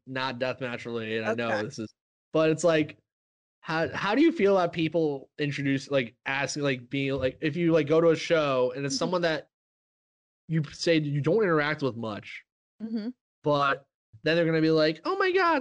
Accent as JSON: {"language": "English", "region": "Midwest", "country": "United States", "said": "As a Midwesterner"}